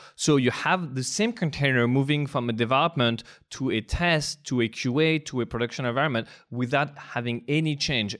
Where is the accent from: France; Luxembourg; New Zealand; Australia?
France; English is a second language; moved away as an adult; now in United States; I am indeed from France